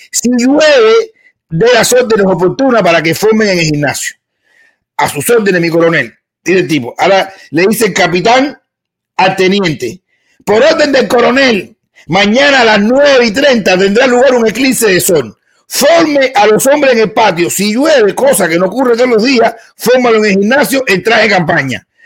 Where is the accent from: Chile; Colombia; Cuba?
Cuba; No se puede callar a un cubano porque nosotros somos bilingües de nacimiento. Nosotros hablamos español y mierda.